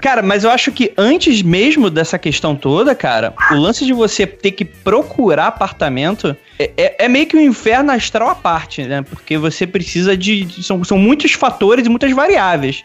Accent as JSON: {"language": "Portuguese", "region": "Rio de Janeiro", "country": "Brazil", "moved": "yes", "lives_now": "São Paulo, Brazil", "said": "eu saí lá do Rio de Janeiro, que é praticamente, não era interior, né? Mas zona oeste"}